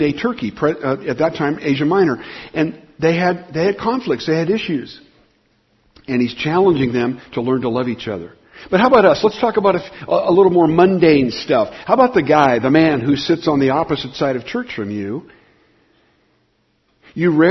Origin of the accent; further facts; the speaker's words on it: Southern California, United States; I grew up in Southern California